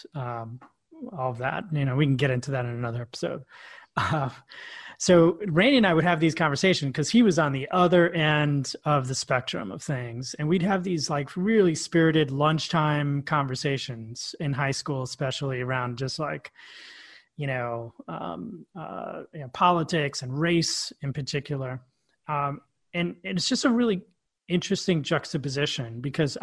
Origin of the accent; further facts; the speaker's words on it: New York City, New York, United States; We grew up together in Queens, New York